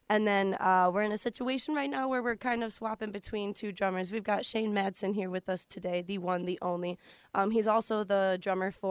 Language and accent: English; Rockford, Illinois, United States; now in Kenosha, United States; Um, most of them are, but I am from Rockford, Illinois.